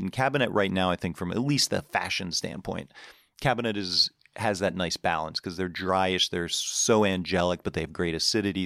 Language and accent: English; Pittsburgh, Pennsylvania, United States; moved away as an adult; also born or lived in New York City; I grew up in Pittsburgh